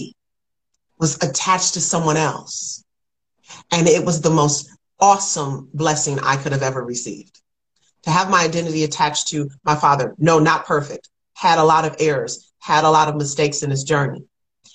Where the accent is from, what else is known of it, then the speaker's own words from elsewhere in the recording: Kalamazoo, Michigan, United States; now in Atlanta, United States; Kalamazoo, Michigan, where I'm from